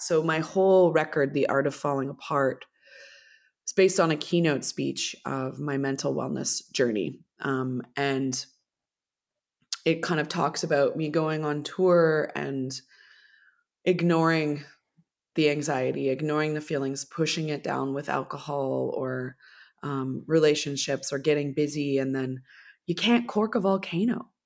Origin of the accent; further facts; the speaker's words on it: Millbrook, Ontario, Canada; growing up in Millbrook, there's a lot of really beautiful nature there